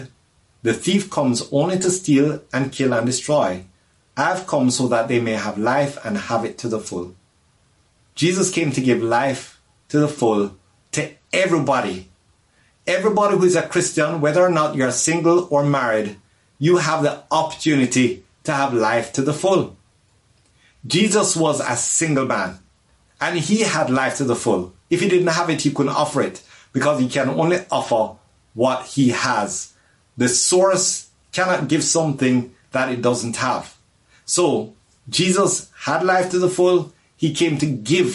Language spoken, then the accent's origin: English; Jamaica; now in Los Angeles, United States; I'm from Jamaica.